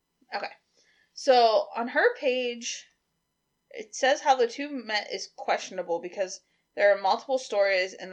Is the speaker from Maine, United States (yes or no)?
no; Western Pennsylvania, United States; now in Ohio, United States; We're all from Western PA